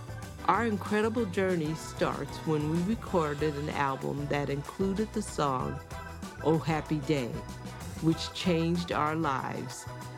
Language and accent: English; San Francisco, Oakland Bay area, California, United States; This podcast is about my journey growing up in the San Francisco, Oakland Bay area